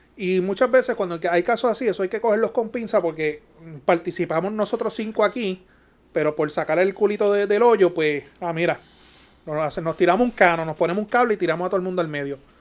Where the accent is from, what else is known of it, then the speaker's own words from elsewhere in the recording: Yauco, Puerto Rico; Los que somos de Yauco